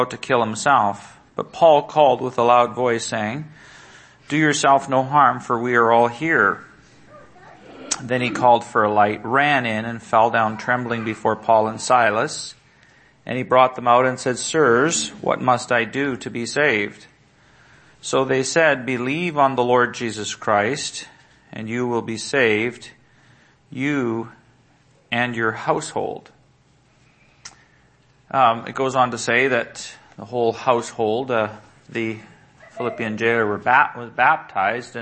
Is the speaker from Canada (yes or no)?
yes; Salmon Arm, British Columbia, Canada; My family, we're from Salmon Arm, or from British Columbia, but my family was from Salmon Arm. It's a small town, 4 hours, 5 hours north of Vancouver.